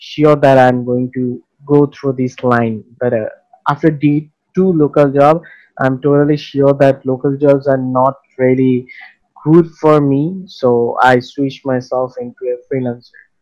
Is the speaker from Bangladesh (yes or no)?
yes; Bangladesh; I am a freelancer, and I am from Bangladesh.